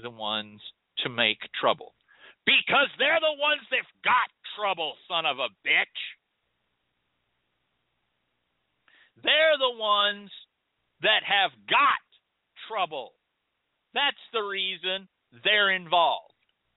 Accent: United States; as Americans

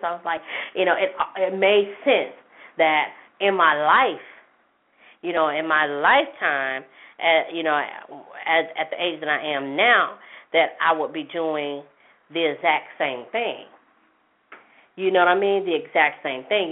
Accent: Jackson, United States; in my hometown, one of my hometowns in Jackson

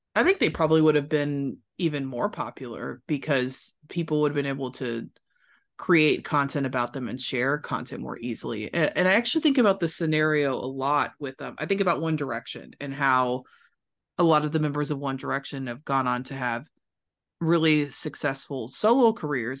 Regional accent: Louisville, Kentucky, United States; moved away as an adult; also born or lived in Los Angeles; I'm from Louisville, Kentucky, not necessarily like a music industry mecca, but I did everything I could to get the most experience I could in that city before I moved to a new city to grow my career. So I went to high school and middle school there

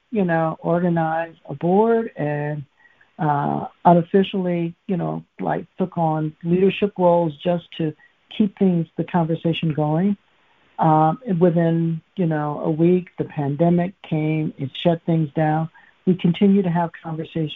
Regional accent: Macomb County, Michigan, United States; I'm from Macomb County

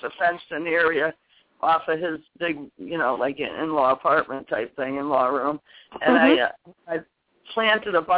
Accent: Connecticut, United States; now in New Hampshire, United States; I'm from Connecticut

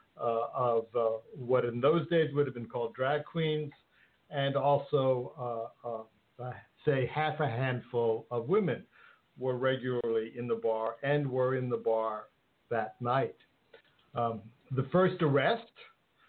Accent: New York City, New York, United States; I am actually a New Yorker. New York is where I was raised and is my hometown

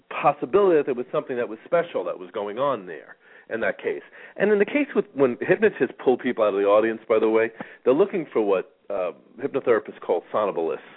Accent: New York, United States; I grew up in New York. We learned defensive driving anyway.

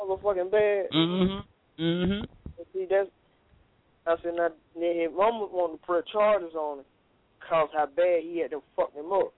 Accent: the South, United States; I'm from the South

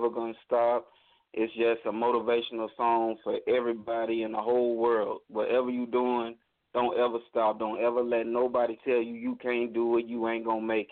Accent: California, United States; accent: Southern drawl; moved away; also born or lived in Mississippi / Florida; I was born in Mississippi, raised in California, lived in Florida for 8 years

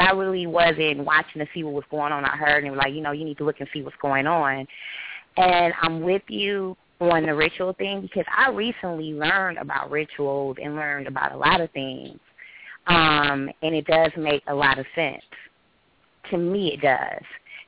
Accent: California, United States; Hi, I'm from California. Hi, everybody.

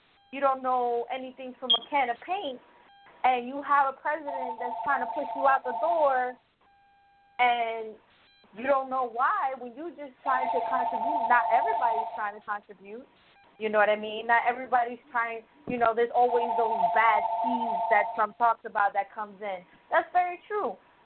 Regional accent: United States; first language Spanish; English is a second language; being born and raised in the United States

